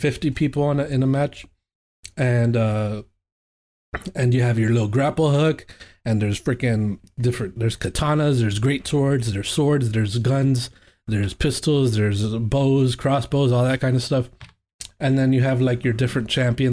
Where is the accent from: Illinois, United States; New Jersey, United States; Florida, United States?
Florida, United States; Miami; moved away; I'm from Miami, so I'm used to that sort of heat.